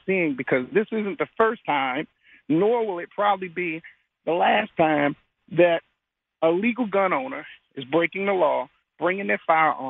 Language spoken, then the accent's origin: English; Washington, District of Columbia, United States; I'm from Washington, D.C. When I was a little boy, you could go up to the Capitol